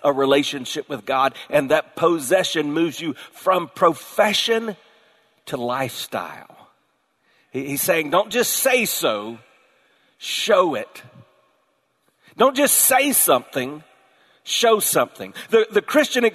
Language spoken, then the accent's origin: English; the South, United States; I was born in the South